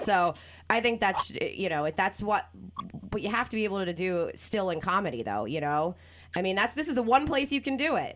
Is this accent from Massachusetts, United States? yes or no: no; New Jersey, United States; also born or lived in Venice, Los Angeles; now in Los Angeles, United States; I'm from Jersey